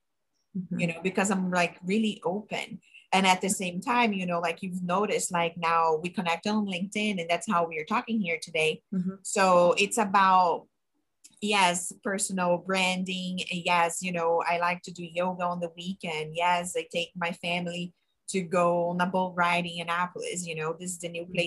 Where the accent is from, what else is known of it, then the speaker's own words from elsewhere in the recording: Brazil; English is a second language; moved away as an adult; I'm from Brazil, I immigrated here by myself